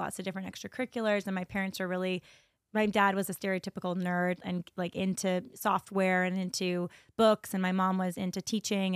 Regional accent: San Jose, California, United States; I'm from San Jose, California

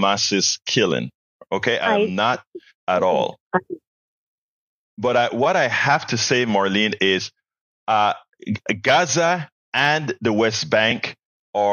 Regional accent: Panama; now in United States; I'm from Panama, Central America

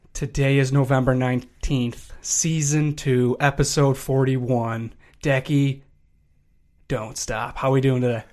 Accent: Chicago, Illinois, United States; I drive past Beloit every day because I'm from Chicago

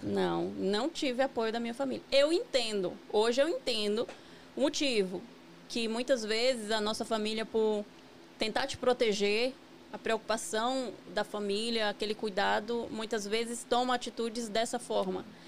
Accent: near Vitória da Conquista, interior of Bahia, Brazil; moved away as an adult; also born or lived in São Paulo / Virginia; now in United States; Eu sou baiana do interior da Bahia, né? É uma cidade que fica a 60 quilômetros de Vitória da Conquista

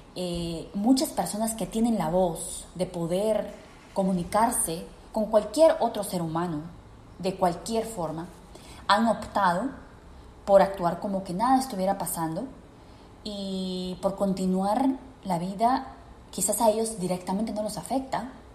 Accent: Peru; en mi país, Perú

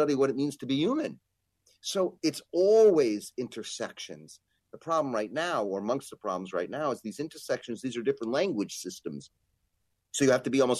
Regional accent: New York, United States; as a New Yorker

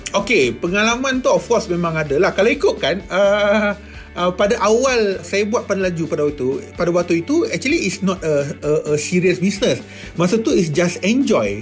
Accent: Gemas, Negeri Sembilan, Malaysia; saya membesar di Felda Palung 2 di Gemas Negeri Sembilan

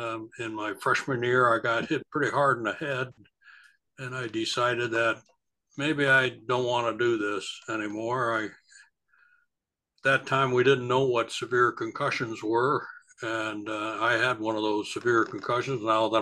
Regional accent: Oneonta, New York, United States; moved away as an adult; also born or lived in Norwich, New York / Springfield, Massachusetts; I was born and brought up in Oneonta, New York. That's in the middle of the state, in the southern part of the state. I lived there from 1946 until around

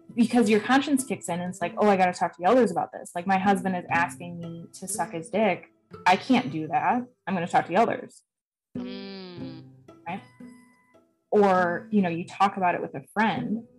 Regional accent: Wisconsin, United States; I'm from Wisconsin

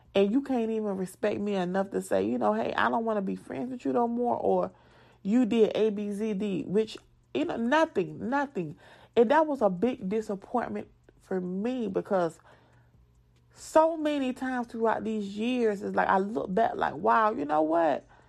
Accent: the South, United States; accent: southern; moved away; when people make fun of my accent, yes, I am a, a southern girl

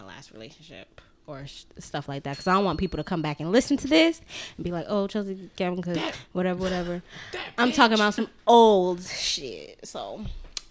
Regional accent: Jamaica; I'm still Jamaican.

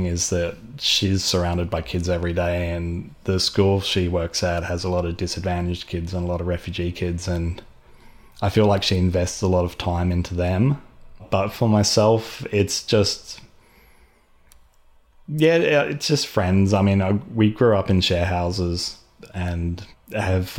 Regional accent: Melbourne, Victoria, Australia; I'm from Melbourne

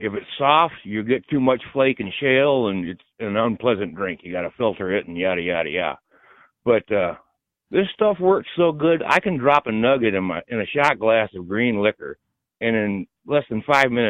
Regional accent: Michigan, United States; I'm from the Mitten.

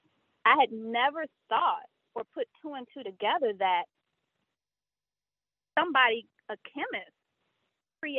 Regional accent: the South, United States; moved away as an adult; also born or lived in Brooklyn, New York; I'm from the South

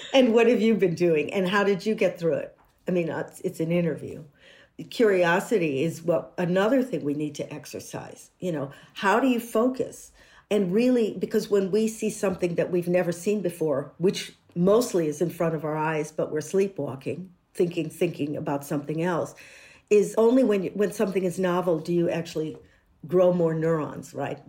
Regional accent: United States; moved away

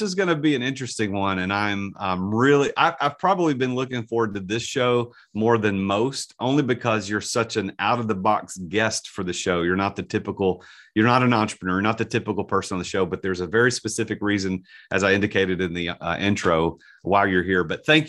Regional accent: United States; So I'm American mispronouncing a name.

